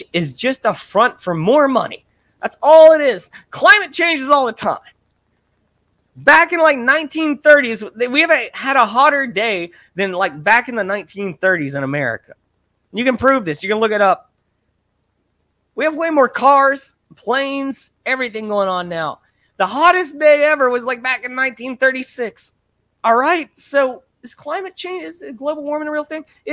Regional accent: Ohio, United States; I grew up on the Ohio River

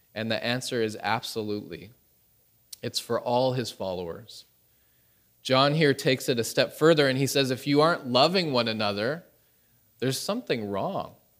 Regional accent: Canada; moved away as an adult; now in Pyeongtaek, South Korea; my wife is Korean, I am Canadian

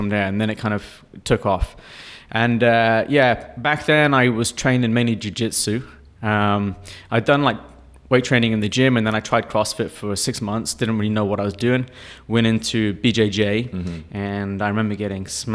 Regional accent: Dubai, United Arab Emirates; also born or lived in Bahrain; I grew up in Dubai. I've been here for over 30 years.

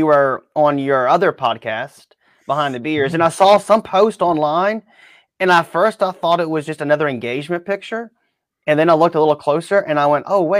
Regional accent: Baton Rouge, Louisiana, United States; moved away; I'm from Baton Rouge

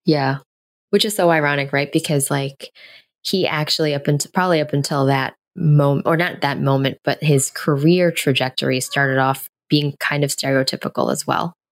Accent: New York City, New York, United States; born or raised there

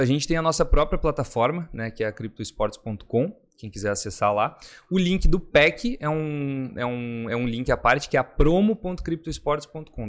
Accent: Rio Grande do Sul, Brazil; moved away as an adult; now in Balneário Camboriú, Brazil; eu sou natural do Rio Grande do Sul

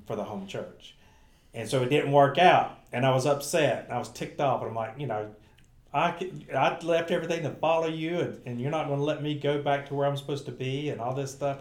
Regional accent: Gastonia / Bessemer City area, North Carolina, United States; moved away; I got to go home, stay with my mom and dad, do youth ministry in my hometown

